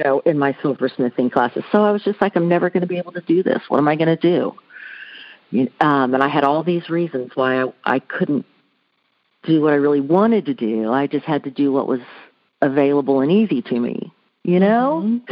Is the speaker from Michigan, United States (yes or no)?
no; Houston, Texas, United States; I grew up in Houston, Texas, kind of on the outskirts of Houston